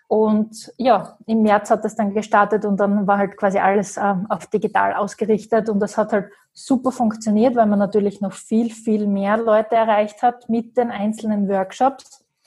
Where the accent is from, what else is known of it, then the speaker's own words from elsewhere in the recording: Graz, Styria, Austria; ich komme aus Graz